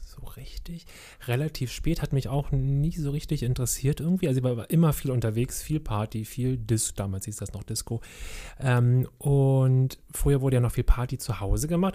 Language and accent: German; Berlin, Germany; ich bin ja groß geworden in Kreuzberg, SO36.